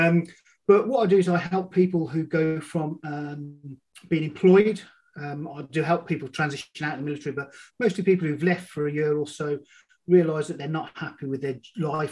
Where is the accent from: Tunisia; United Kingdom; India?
United Kingdom; Birmingham, West Midlands; I'm from Birmingham, UK, not Alabama. I was brought up on an estate in Birmingham.